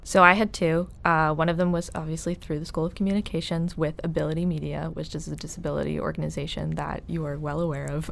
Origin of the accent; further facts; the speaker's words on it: Ireland; I'm Irish